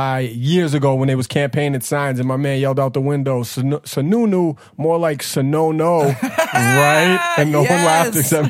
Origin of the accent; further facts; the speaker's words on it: Massachusetts, United States; I'm from Mass.